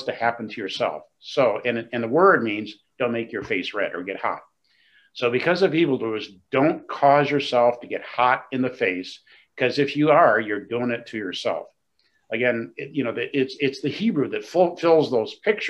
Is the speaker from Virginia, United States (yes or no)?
no; Flint, Michigan, United States; moved away; I grew up in Flint, Michigan. So Michigander